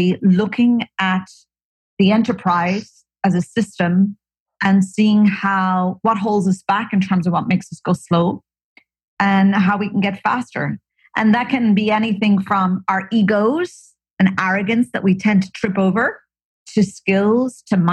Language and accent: English; Ireland; moved away as an adult; also born or lived in Silicon Valley / New York; now in California, United States; I hail from Ireland.